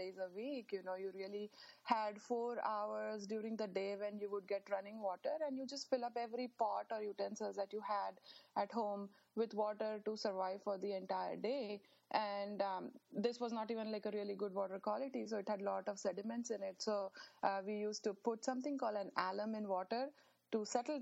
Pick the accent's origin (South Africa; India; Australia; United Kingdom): India; now in United States; growing up in India